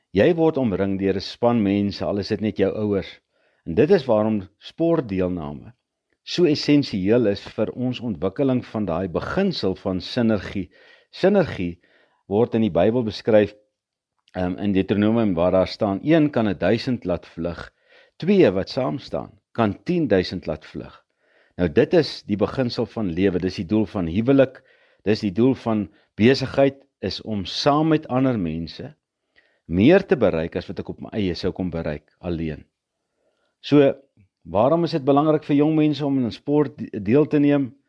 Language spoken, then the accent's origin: Afrikaans; Potchefstroom, North West, South Africa; Ek het grootgeword op Potchefstroom